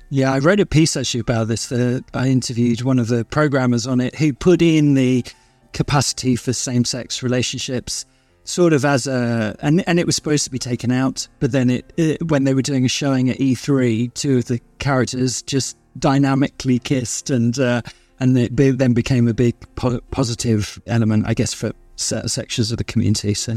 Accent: London, United Kingdom; I grew up in South London

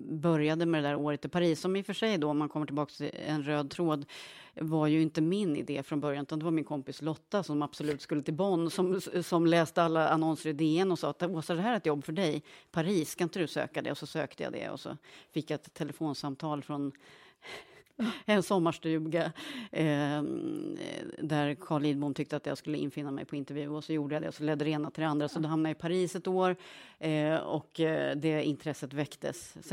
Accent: Krokek, Östergötland, Sweden; accent: Norrköping dialect; Ja, jag växte upp i Krokek, heter en, en, eh, ett litet samhälle. Kolmården är ju mer bekant mm. postnummerområde.

